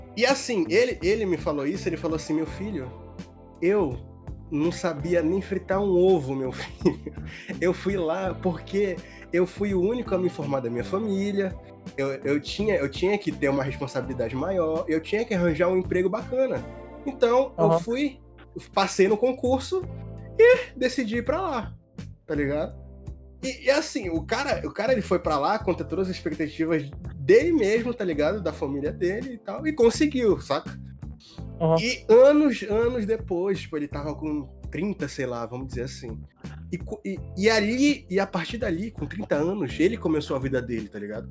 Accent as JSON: {"language": "Portuguese", "town": "Monte Dourado", "region": "Pará", "country": "Brazil", "said": "eu sou de Monte Dourado"}